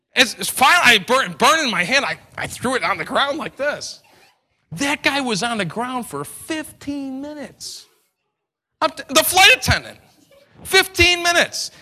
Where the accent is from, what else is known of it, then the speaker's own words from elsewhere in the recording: New York, United States; I'm an Italian from New York